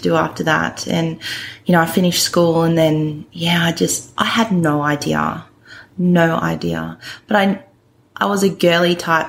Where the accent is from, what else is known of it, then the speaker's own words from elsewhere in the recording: Gold Coast, Queensland, Australia; I grew up on the Gold Coast with my mum and my brother